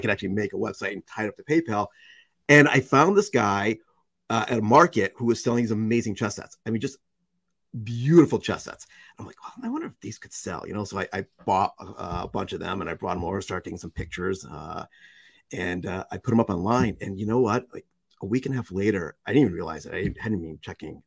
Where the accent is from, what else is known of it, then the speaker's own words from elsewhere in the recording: United States; also born or lived in Russia; I was born and raised in the United States